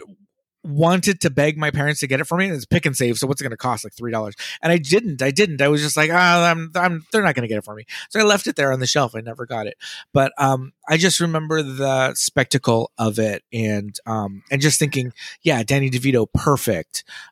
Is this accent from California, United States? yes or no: yes; Los Angeles, California, United States; yeah, Los Angeles